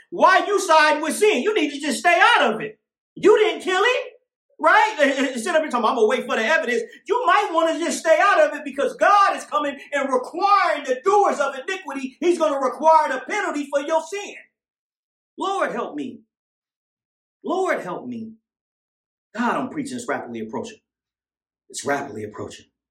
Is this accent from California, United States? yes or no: yes; Oakland, California, United States; also born or lived in Tracy; when I was growing up in East Oakland